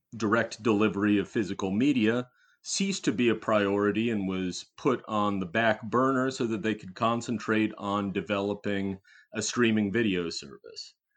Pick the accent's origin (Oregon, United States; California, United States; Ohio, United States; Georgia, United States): Ohio, United States; Cincinnati; my hometown of Cincinnati.